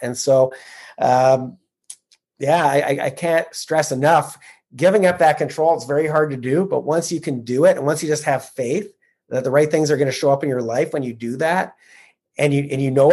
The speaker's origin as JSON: {"language": "English", "country": "Canada", "said": "I'm a Canadian who started investing in the U.S."}